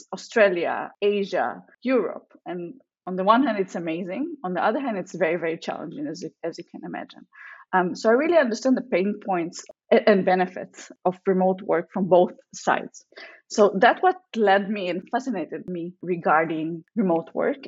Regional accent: Israel; moved away as an adult; also born or lived in Russia; now in San Francisco, United States; I lived in Israel most of my life. I'm actually a second-time immigrant. I was born in Russia.

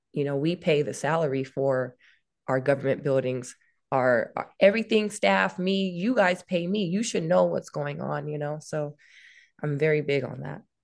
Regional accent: Louisiana, United States; now in Suisun City, United States; we're from Lu-, Louisiana, so, you know, we, we'll party on a Saturday and be in church the next day

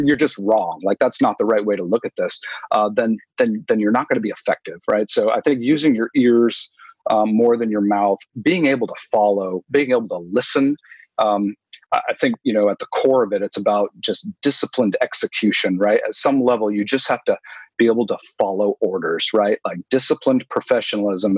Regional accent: New England, United States; I grew up up in New England

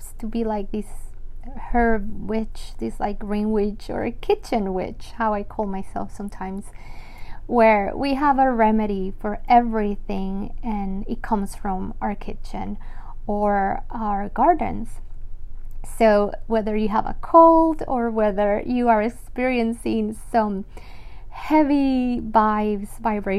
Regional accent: Medellín, Antioquia, Colombia; moved away as an adult; I was born in Colombia, full Colombian, and I was born in Medellin. So you might not know the name of my city

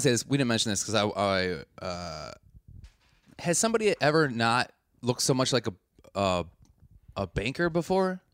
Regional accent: Milwaukee, Wisconsin, United States; I'm not from a small town. I'm from Milwaukee, the sixteenth biggest city in the United States

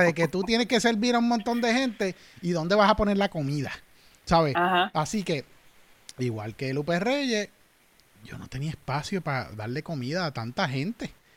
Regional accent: Manatí, Puerto Rico; moved away as an adult; also born or lived in United States; soy natural de Manatí

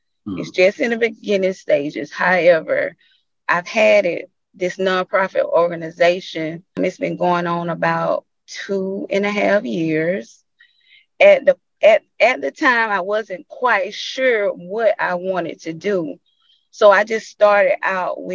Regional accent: Bainbridge, United States; life growing up in Bainbridge was a journey

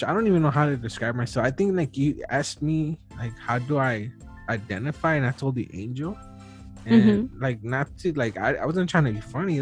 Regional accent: United States; I was born in the U.S., so I'm an American

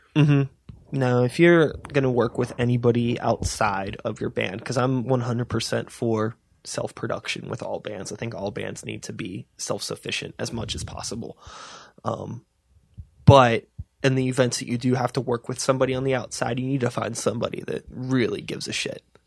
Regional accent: Wilkinsburg, Pennsylvania, United States; I grew up in Wilkinsburg.

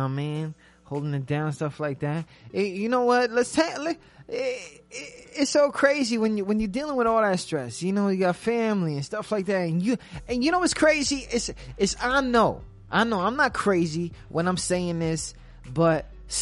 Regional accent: New York, United States; I'm from New York

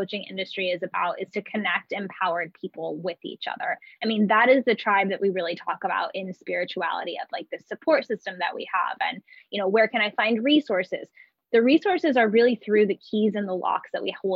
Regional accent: Oakland, California, United States; moved away as an adult; also born or lived in Big Island, Hawaii; now in Hawaii, United States; I was born and raised in California in Oakland, San Francisco Bay Area

